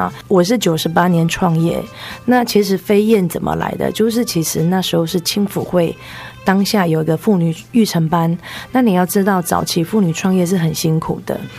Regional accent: Yunlin County, Taiwan; 是，我是云林人。

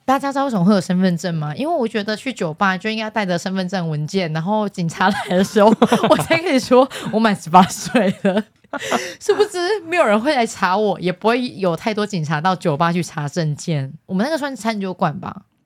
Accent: southern Taiwan, Taiwan; 我是南部的，就是没有看过见世面的小孩

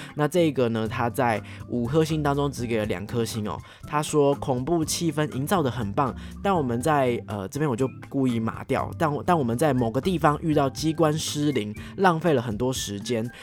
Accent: Taiwan; 作为台湾人

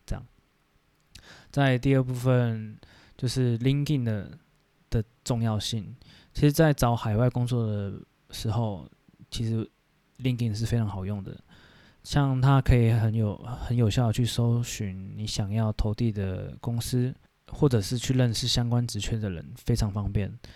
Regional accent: Taiwan; 我们台湾人

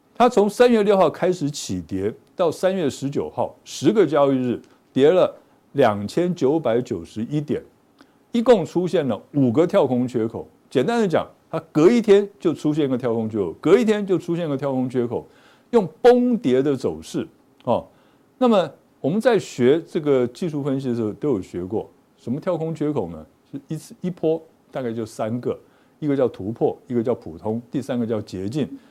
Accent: Pingtung County, Taiwan; 我们都是屏东人

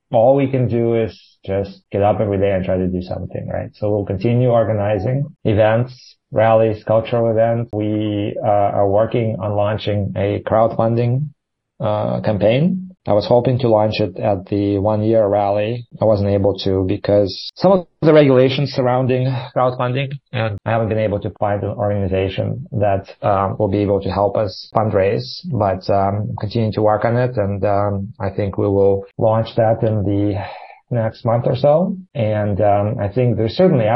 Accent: Ukraine; now in Taiwan; my hometown being shelled

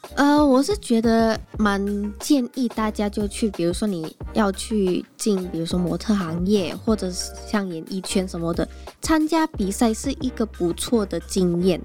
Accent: Jakarta, Indonesia; Chinese is a second language; moved away as an adult; also born or lived in Kaohsiung, Taiwan; now in Taipei, Taiwan; 我是从雅加达啊，雅加达是像台北这么热闹

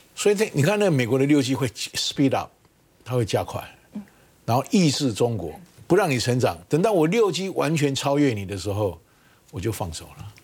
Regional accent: Taiwan; 难道我台湾有那么差吗

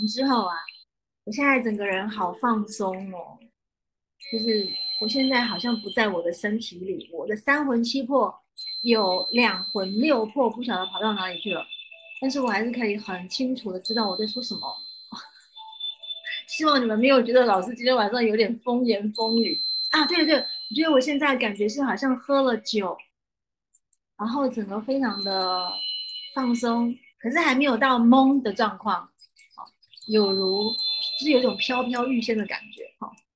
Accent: Taiwan; 我是台湾的，呃，教导灵性课程的老师

